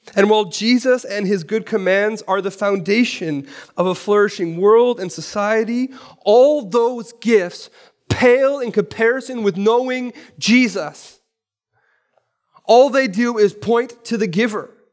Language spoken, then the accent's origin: English; Vancouver, British Columbia, Canada; I'm from East Vancouver